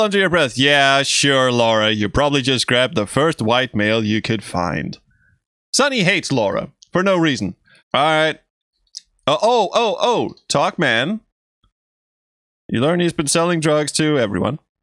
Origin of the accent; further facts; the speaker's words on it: Denmark; first language Danish; English is a second language; my native language, Danish